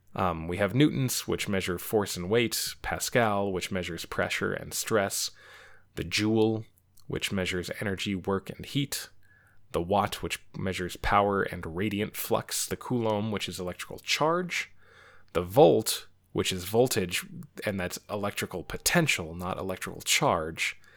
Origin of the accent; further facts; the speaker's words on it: United States; especially as an American